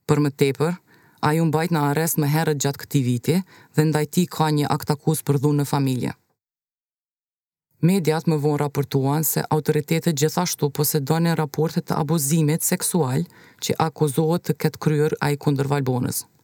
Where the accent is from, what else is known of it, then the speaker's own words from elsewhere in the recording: Pristina, Kosovo; Jemi nga Prishtina.